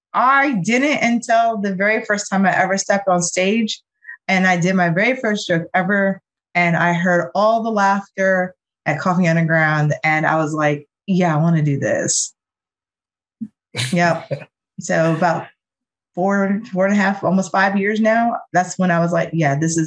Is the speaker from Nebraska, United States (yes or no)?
yes; Omaha, Nebraska, United States; also born or lived in Georgia / South Carolina; So I was born in the state of Georgia, raised in Omaha, Nebraska. So yes, people in virtual world, Black people live in Omaha, Nebraska. I was one. And then we moved to Charleston, South Carolina.